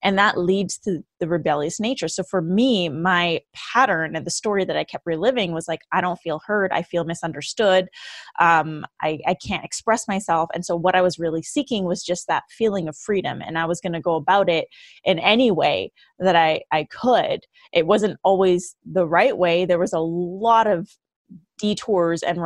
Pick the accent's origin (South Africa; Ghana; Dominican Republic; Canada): Canada; Vancouver, British Columbia; moved away as an adult; now in Los Angeles, United States; I'm originally from Vancouver, BC, Canada